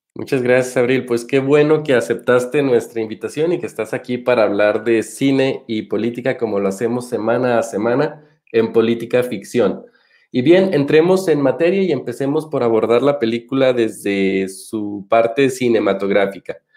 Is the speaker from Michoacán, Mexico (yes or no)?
yes; Michoacán, Mexico; yo soy michoacano y vengo particularmente de una tierra